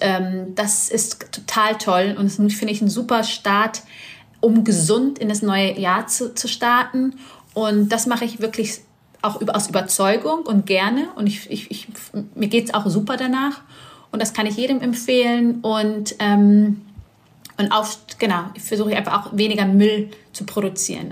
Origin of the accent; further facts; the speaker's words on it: Bavaria, Germany; Ich komme aus Bayern